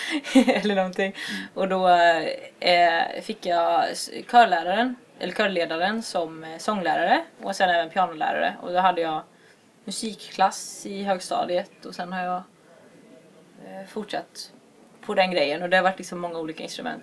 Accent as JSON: {"language": "Swedish", "town": "Alingsås", "region": "Västra Götaland", "country": "Sweden", "also_born_or_lived": "Gothenburg", "moved": "yes", "lives_now": "Jönköping, Sweden", "said": "jag är från Alingsås från början men jag har bott i Göteborg och nu bor jag i Jönköping"}